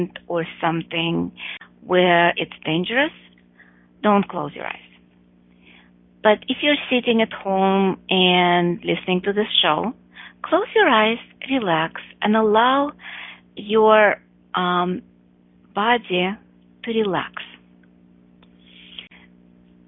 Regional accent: Russia; moved away; I grew up in Russia, and I'm talking about communist Russia. I left in the 80s

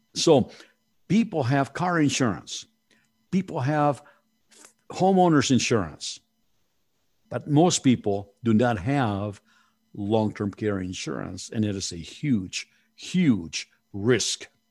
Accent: Mexico City, Mexico; moved away; I was born in Mexico City, and you know, we are very family oriented

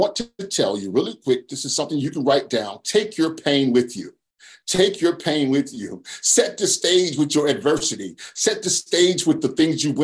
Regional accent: Charlotte, North Carolina, United States; I'm from Charlotte, North Carolina

